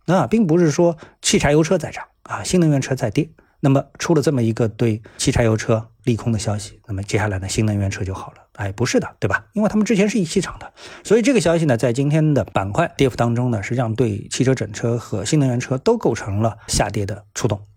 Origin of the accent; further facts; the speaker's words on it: Shanghai, China; 作为一个上海人呢，我一直待在上海